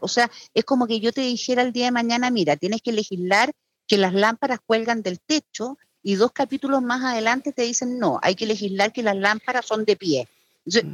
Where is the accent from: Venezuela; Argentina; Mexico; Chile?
Chile